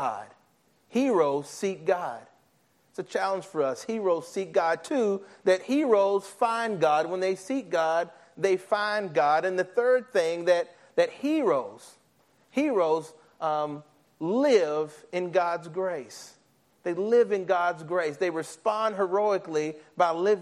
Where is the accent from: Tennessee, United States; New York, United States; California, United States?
Tennessee, United States; Nashville; I'm from Nashville, Tennessee